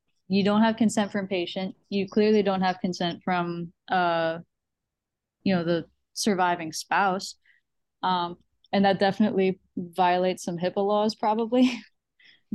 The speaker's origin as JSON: {"language": "English", "region": "New York", "country": "United States", "moved": "yes", "said": "I'm originally from New York"}